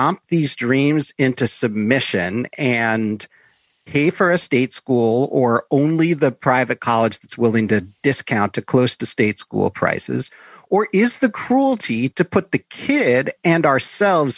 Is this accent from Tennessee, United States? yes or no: no; Chicago, Illinois, United States; So I grew up in Chicago